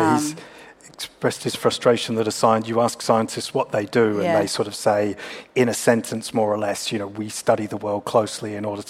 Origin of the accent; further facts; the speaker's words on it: Perth, Western Australia, Australia; moved away as an adult; now in Sydney, Australia; I grew up in Perth and moved here in my 20s.